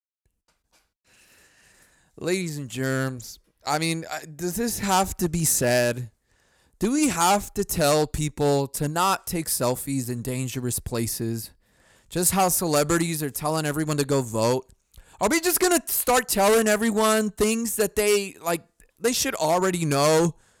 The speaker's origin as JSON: {"language": "English", "country": "United States", "said": "I'm an American"}